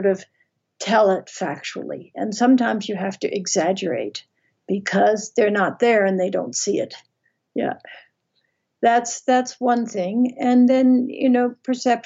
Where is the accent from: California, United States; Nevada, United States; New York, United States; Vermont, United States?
Vermont, United States; I grew up in Vermont